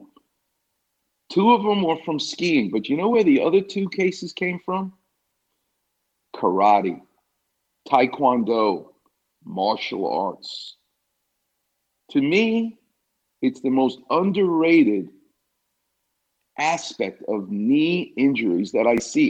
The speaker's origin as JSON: {"language": "English", "region": "New York", "country": "United States", "said": "I'm Jewish. I'm from New York"}